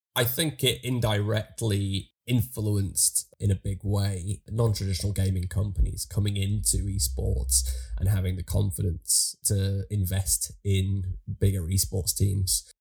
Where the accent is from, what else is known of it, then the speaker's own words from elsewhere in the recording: Liverpool, North West England, United Kingdom; a lad from from Liverpool